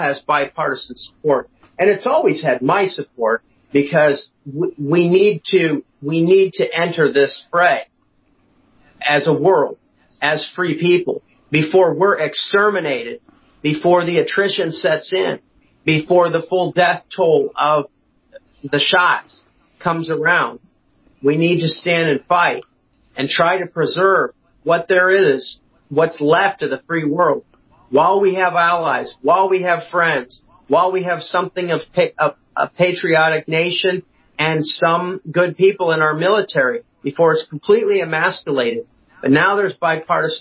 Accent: Iowa, United States; my home state of Iowa

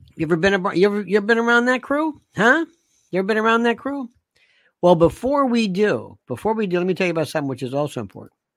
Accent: the South, Florida, United States; moved away; also born or lived in Northeast US; I loved when I was in growing up in the South, uh, and people think Florida

